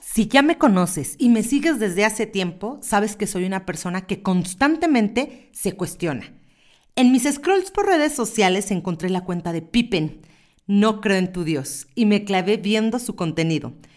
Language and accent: Spanish; Mexico; una mexicana enamorada de su maternidad